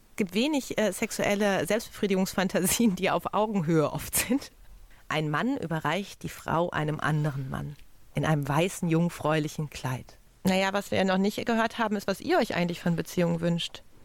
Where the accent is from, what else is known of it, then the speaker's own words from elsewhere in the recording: Ruhr area, North Rhine-Westphalia, Germany; Ich komme ja aus dem Ruhrgebiet